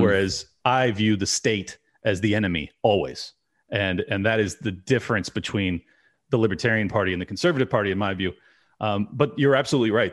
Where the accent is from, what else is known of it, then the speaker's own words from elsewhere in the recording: California, United States; I'm born and raised California